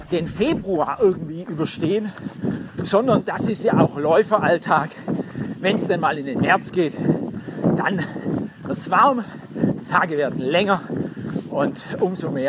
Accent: Blaubeuren, Baden-Württemberg, Germany; Ich komme ursprünglich aus Blaubeuren. Schwäbische Alb gibt es nur Berge.

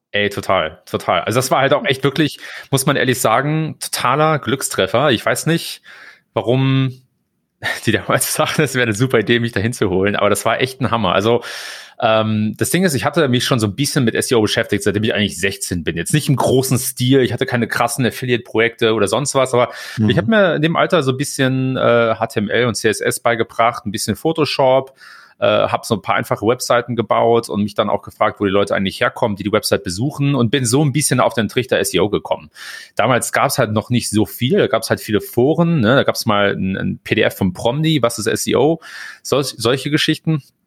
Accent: Germany; moved away as an adult; also born or lived in Hamburg; now in United States; als Deutscher

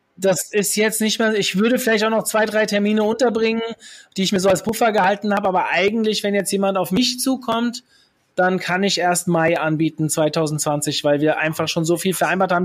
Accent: Hesse, Germany; Ich bin waschechter Hesse

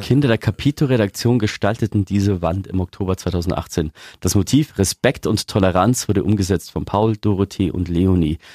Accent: Augsburg, Bavaria, Germany; wir Augsburger

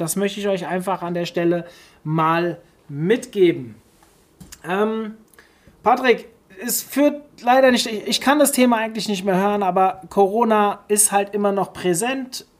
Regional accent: Hofheim am Taunus, Hesse, Germany; Friseur Hofheim, meine Heimatstadt

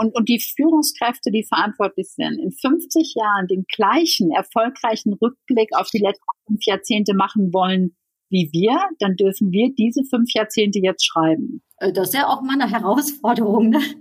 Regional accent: Netherlands; now in Germany; ich bin ja Niederländerin

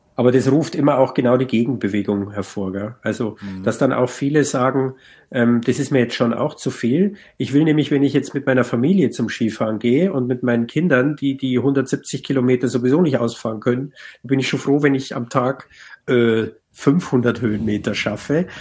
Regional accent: Bavaria, Germany; bei uns in Bayern halt den sogenannten Alpenplan

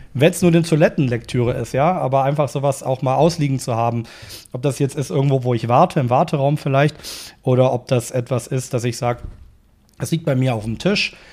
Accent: Cologne, North Rhine-Westphalia, Germany; Also ich komme aus Köln

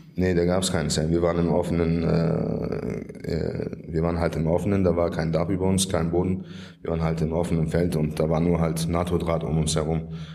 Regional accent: Germany; Ich bin in Deutschland geboren und habe immer in Deutschland gelebt

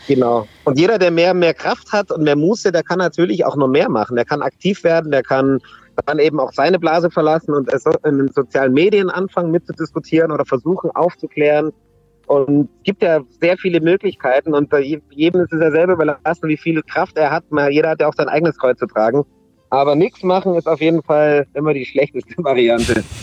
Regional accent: Munich, Bavaria, Germany; wo kommst du her? Dann sage ich München

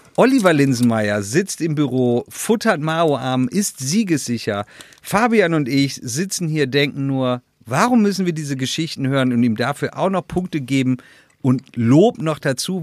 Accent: Schortens, Lower Saxony, Germany; bei uns in Shortens äh, aus in der Nordsee gibt es, wir haben eine Mühle

